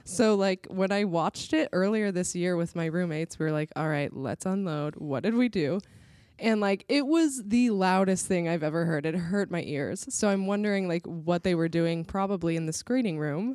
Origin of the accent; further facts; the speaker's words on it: San Diego, California, United States; moved away as an adult; now in Chicago, United States; I'm from San Diego